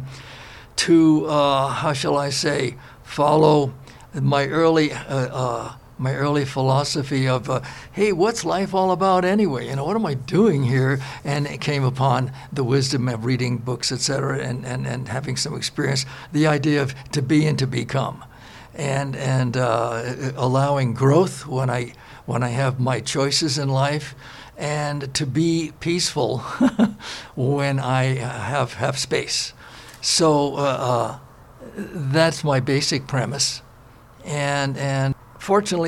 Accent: New York City, New York, United States; moved away; also born or lived in Los Angeles; I was born in Brooklyn, New York, 1941

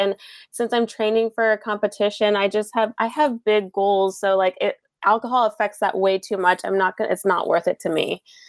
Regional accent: San Diego, California, United States; now in Los Angeles, United States; I am living in LA, but I'm from San Diego.

